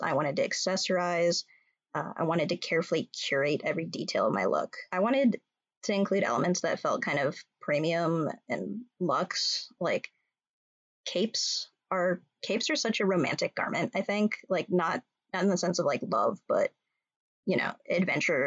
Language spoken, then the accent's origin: English; California, United States; moved away as an adult; also born or lived in New York; now in Minnesota, United States; I'm from California, and I have a lot of ties to New York